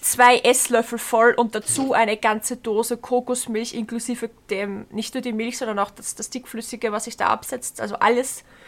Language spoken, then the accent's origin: German; Bruck an der Leitha, Lower Austria, Austria; ich komme ja ähm, ursprünglich aus Bruck an der Leiter.